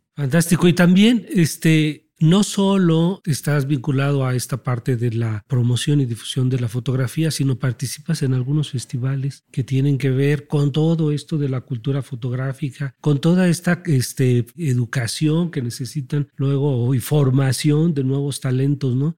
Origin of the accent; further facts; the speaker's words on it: Mexico; nuestra identidad y nuestra historia como mexicanos